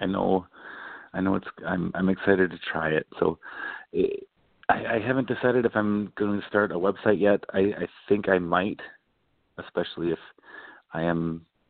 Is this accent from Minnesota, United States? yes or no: yes; Cottage Grove, Minnesota, United States; I grew up mostly in a town called Cottage Grove, Minnesota, and I went to high school there